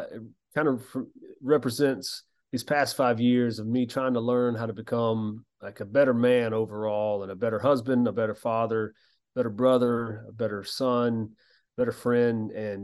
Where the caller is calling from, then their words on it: Georgia, United States; Oh, thanks. But yeah, this is at my home in South Georgia.